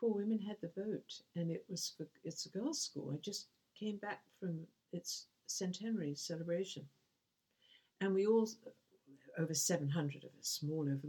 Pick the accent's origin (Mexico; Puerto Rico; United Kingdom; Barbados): United Kingdom; England